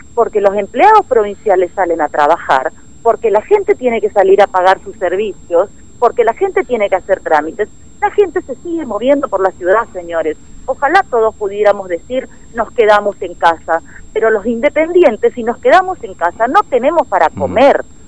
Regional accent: Formosa, Argentina; Nosotros también somos formoseños y somos argentinos

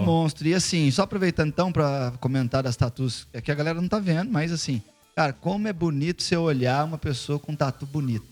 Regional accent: Barretos, São Paulo, Brazil; moved away; eu sou de, de, uma cidade pequena, de Barretos, e venho de lá

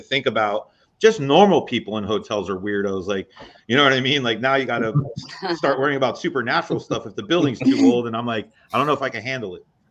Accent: East Coast, United States; growing up on the East Coast

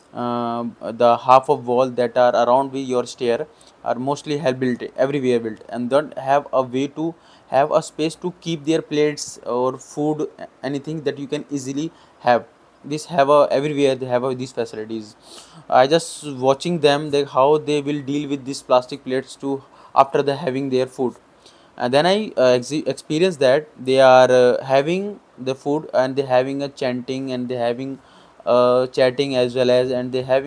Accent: India; I'm from India

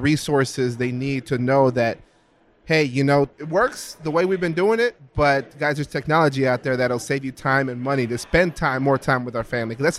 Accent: Houston, Texas, United States; I'm being from Houston

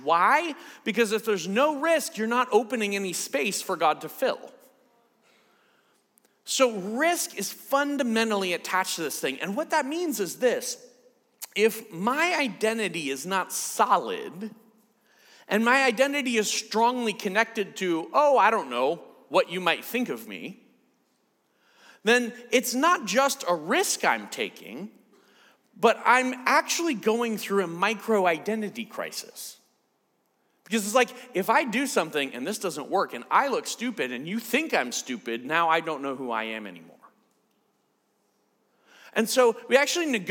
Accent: United States; I'm from the States

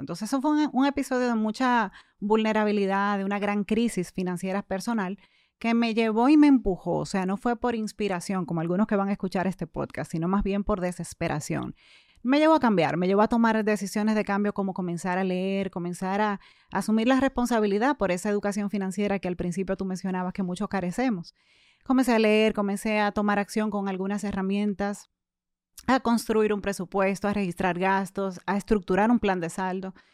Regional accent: Santo Domingo, Distrito Nacional, Dominican Republic; Yo nací, crecí y actualmente resido en Santo Domingo.

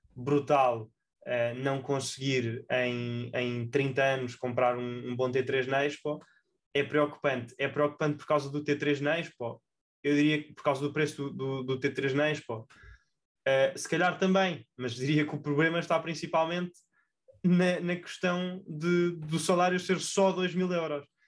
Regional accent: Portugal; enquanto portugueses

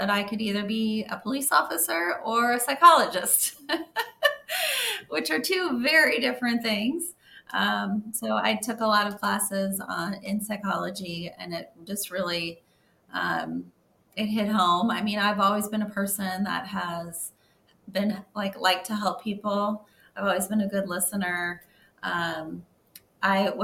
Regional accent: Missouri, United States; moved away as an adult; now in St. Petersburg, United States; I grew up in Missouri, and I moved down to Florida

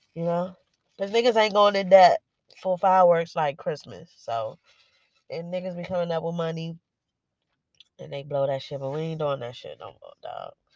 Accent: Washington, District of Columbia, United States; I was born and raised in Washington D.C.

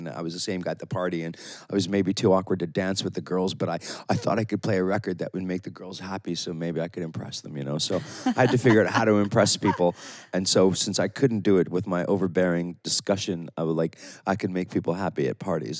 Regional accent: near Toronto, Ontario, Canada; moved away as an adult; also born or lived in Italy; now in Ibiza, Spain; I grew up near Toronto

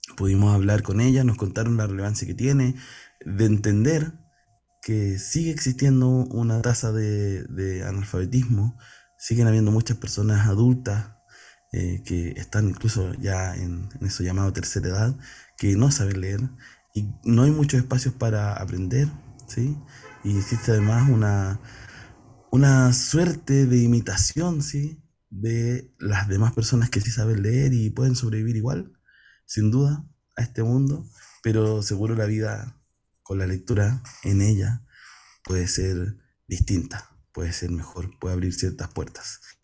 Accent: Chile; nos cruza como chilenas, chilenos

